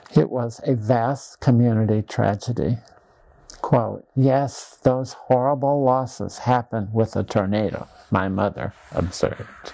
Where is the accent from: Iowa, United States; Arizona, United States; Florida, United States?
Iowa, United States; Dysart; my hometown of Dysart, Iowa